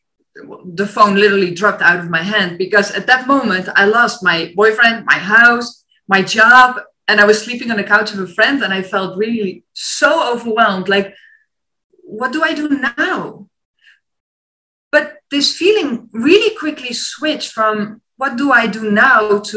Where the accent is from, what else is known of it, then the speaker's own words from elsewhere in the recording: Netherlands; moved away as an adult; also born or lived in China / France; my mom was in the meantime sending all vacancies from the Netherlands, like, oh, here's a cool teaching job, there you can go teach, all close to my hometown of my parents